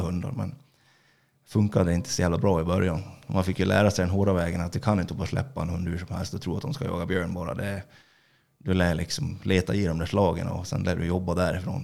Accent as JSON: {"language": "Swedish", "town": "Orsa", "region": "Dalarna County", "country": "Sweden", "said": "jag är … från Orsa"}